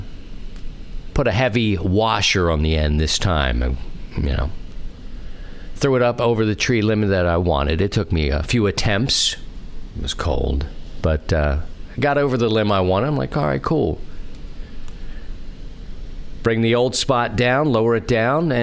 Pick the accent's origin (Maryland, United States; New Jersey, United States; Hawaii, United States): Maryland, United States; Baltimore; the city where I grew up in Baltimore